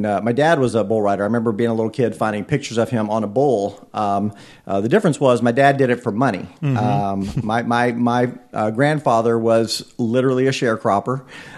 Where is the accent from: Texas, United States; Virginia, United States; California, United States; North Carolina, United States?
Texas, United States; Bay City; moved away as an adult; also born or lived in Monroe, Louisiana; now in Brownsburg, United States; originally from Bay City, Texas, a little town on the Gulf Coast